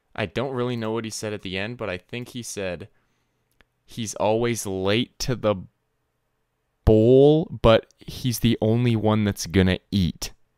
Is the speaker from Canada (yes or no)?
yes; Canada; as a Canadian